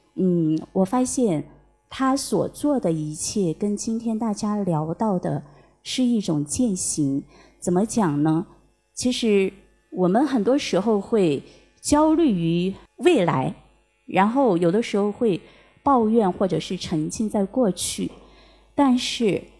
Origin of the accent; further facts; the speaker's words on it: Panzhihua, Sichuan, China; 我是来自潘志花